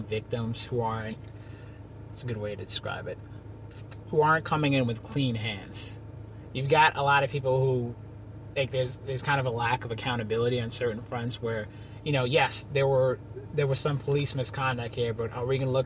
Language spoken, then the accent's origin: English; Long Island, New York, United States; also born or lived in Queens, New York / Rhode Island; I grew up in different parts of Long Island, Uniondale, some in Freeport